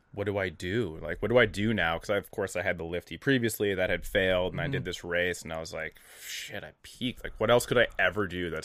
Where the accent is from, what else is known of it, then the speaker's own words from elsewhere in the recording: Minnesota, United States; And we're from Minnesota, so like we're normal. Like this is normal.